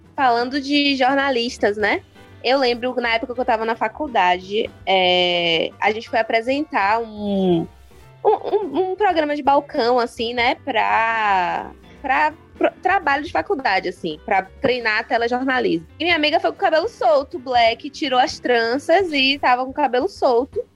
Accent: Salvador, Bahia, Brazil; quando eu era criança, eu percebia em Salvador

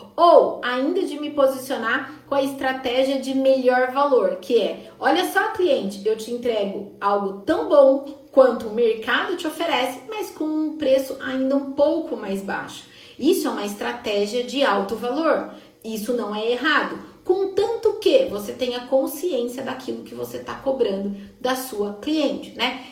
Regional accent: Sorocaba, São Paulo, Brazil; eu sou de Sorocaba

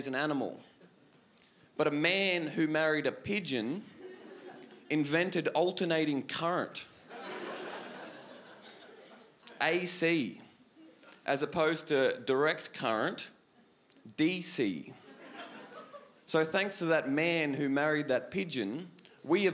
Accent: North Queensland, Australia; moved away as an adult; now in Melbourne, Australia; I'm from North Queensland originally, but I've lived in Melbourne for 2 years

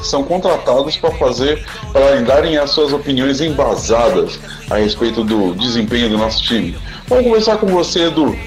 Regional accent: Brazil; Nós somos brasileiros

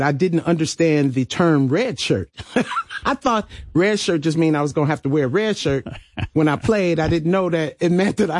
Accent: Compton, California, United States; also born or lived in Lynwood, California; I'm from Compton, Linwood

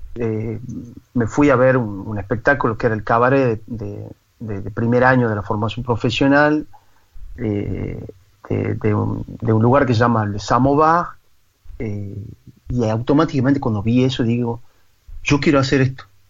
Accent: San Miguel de Tucumán, Tucumán, Argentina; moved away as an adult; also born or lived in Toulouse, France; now in Paris, France; yo nací en San Miguel de Tucumán, que es la capital de Tucumán

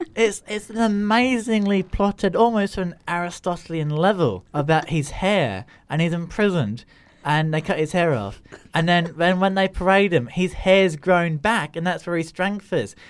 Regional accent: Grimsby, Yorkshire and the Humber, United Kingdom; born or raised there; also born or lived in Australia

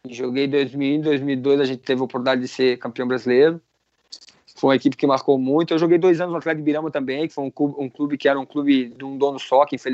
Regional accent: Gaspar, Santa Catarina, Brazil; Sou da cidade de Gaspar, no lado de Brusque.

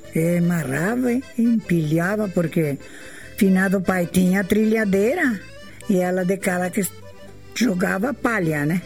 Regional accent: Joaçaba, Santa Catarina, Brazil; also born or lived in São Miguel, Realeza, Paraná; now in Ampére, Brazil; Eu nasci em, em Joaçaba, Santa Catarina

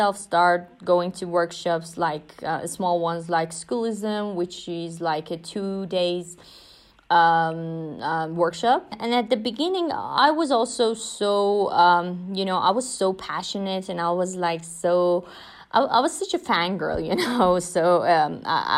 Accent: Iran; I'm from Iran

